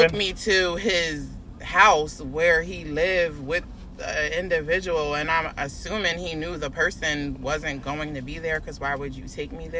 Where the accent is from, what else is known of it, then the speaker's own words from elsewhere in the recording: Westchester, New York, United States; also born or lived in Virginia; I'm from Westchester